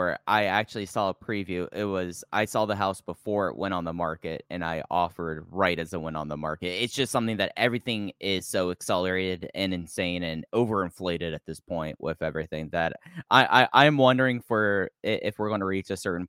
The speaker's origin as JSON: {"language": "English", "town": "Fort Worth", "region": "Texas", "country": "United States", "tie": "born or raised there", "also_born_or_lived": "Appalachian foothills", "moved": "as an adult", "said": "I moved back to my hometown of Fort Worth, Texas in 2023."}